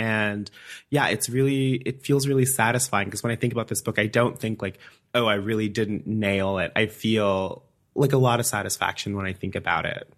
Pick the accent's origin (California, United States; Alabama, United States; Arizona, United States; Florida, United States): Alabama, United States; moved away as an adult; also born or lived in Madison, Wisconsin; now in Iowa City, United States; I'm from Alabama. Um, I lived there my entire life until I went to graduate school